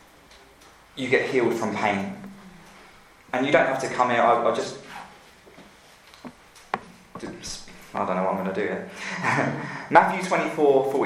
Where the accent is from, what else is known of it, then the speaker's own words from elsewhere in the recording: London, United Kingdom; moved away as an adult; now in Louisville, United States; I'm from England, and I live here now